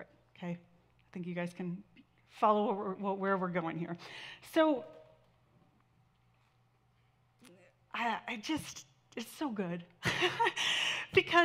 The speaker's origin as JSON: {"language": "English", "town": "Santa Barbara", "region": "California", "country": "United States", "tie": "born or raised there", "said": "My brother and I we grew up in Santa Barbara"}